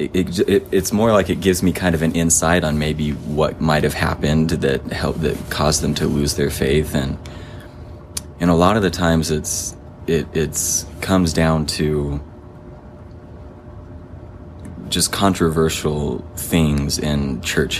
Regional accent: Stephenville, Texas, United States; moved away as an adult; also born or lived in Santiago, Chile / Provo, Utah; now in Utah, United States; I was born in Utah, but we moved to Texas when I was six. So I grew up in Texas, in a town called Stephenville.

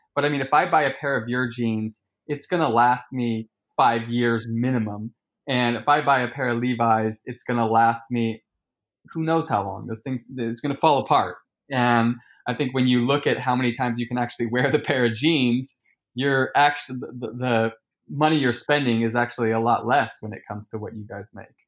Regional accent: Sacramento, California, United States; moved away; I come from Sacramento

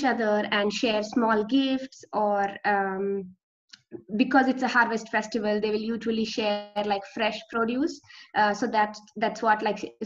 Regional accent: Pune, Maharashtra, India; also born or lived in Netherlands; I'm from Pune in India. It's the closest city to Mumbai, if you're probably familiar with Mumbai. So I did my schooling in Pune, and like I've born and brought up here

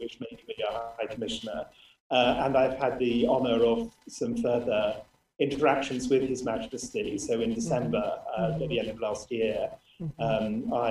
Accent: United Kingdom; moved away as an adult; now in Brunei

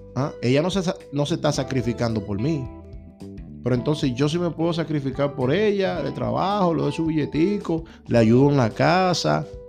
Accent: Dominican Republic; now in United States; 300 dólares son mucho cuarto en mi país

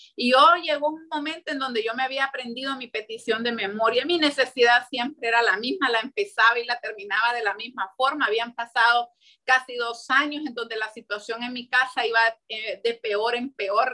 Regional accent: Santa Bárbara, Honduras; moved away; also born or lived in San Pedro Sula; yo soy de Santa Bárbara pero ya en ese tiempo yo vivía en San Pedro Sula

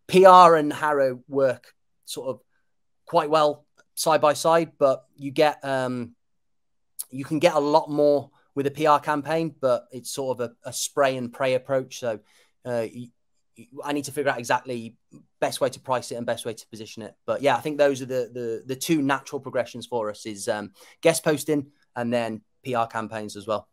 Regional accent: Kidderminster, West Midlands, United Kingdom; my dad's Cypriot, so I'm half Cypriot, but I was born and bred in Kidderminster, small town just outside of, like 40 minutes outside of Birmingham.

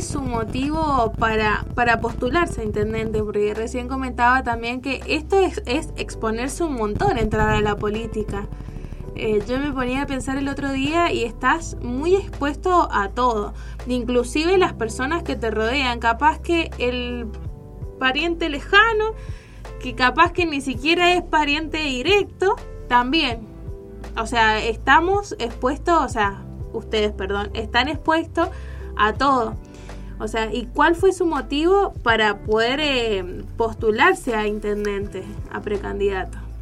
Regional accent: Tunuyán, Mendoza, Argentina; yo soy de Tunuyán

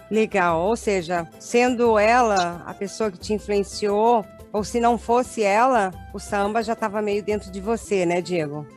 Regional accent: Brazil; now in Argentina; A gente aqui tem uma comunidade muito grande de brasileiros e a gente, como brasileiro

